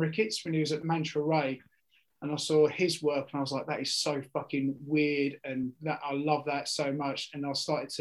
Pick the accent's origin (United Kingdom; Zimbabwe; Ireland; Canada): United Kingdom; Essex, East of England; I'm from Essex. I'm from an estate in Essex.